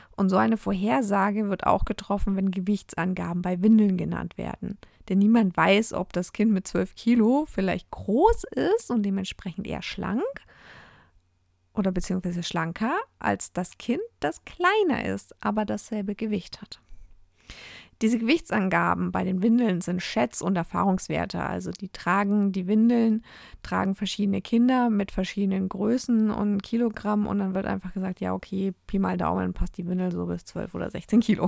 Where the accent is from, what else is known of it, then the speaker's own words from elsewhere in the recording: Germany; bei uns in Deutschland